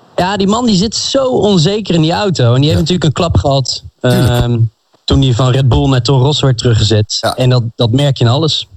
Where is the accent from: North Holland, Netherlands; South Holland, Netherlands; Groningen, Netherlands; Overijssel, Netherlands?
North Holland, Netherlands; Amsterdam; 27 jaar. Ik kom uit Amsterdam